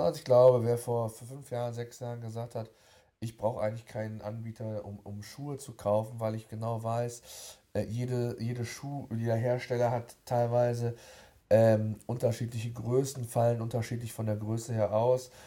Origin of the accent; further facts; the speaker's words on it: Germany; Bei uns in Deutschland